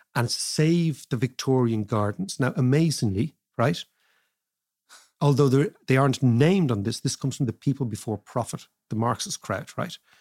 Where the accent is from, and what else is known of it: Ireland